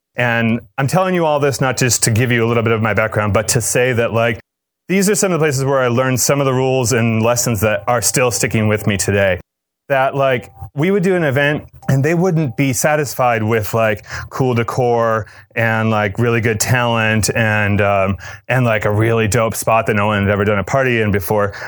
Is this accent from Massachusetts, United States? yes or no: yes; Cape Cod, Massachusetts, United States; I grew up in Cape Cod